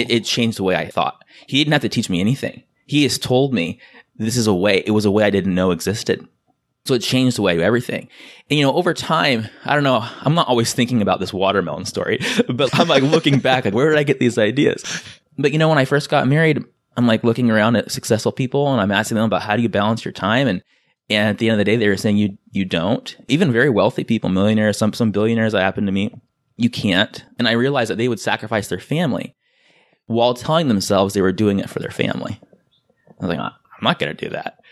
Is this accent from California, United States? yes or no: yes; San Diego, California, United States; I'm from San Diego